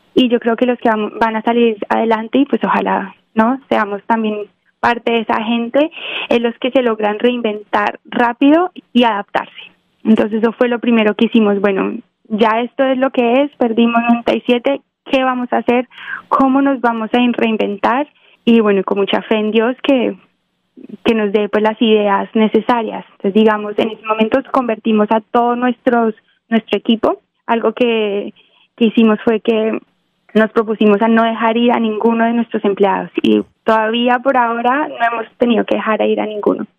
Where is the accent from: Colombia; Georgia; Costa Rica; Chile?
Colombia; Quindío; now in Los Angeles, United States; nací en el Quindío, que es la zona cafetera colombiana. Eh, toda mi familia son caficultores, entonces pues crecí en una finca de café